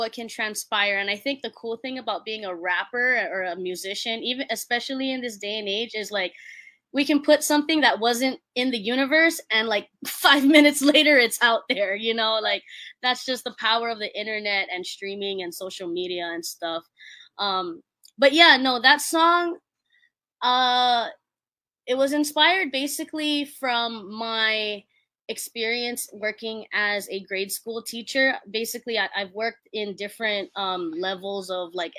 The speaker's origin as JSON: {"language": "English", "region": "Hawaii", "country": "United States", "tie": "born or raised there", "said": "I'm just a Hawaii kid. I'm Filipino"}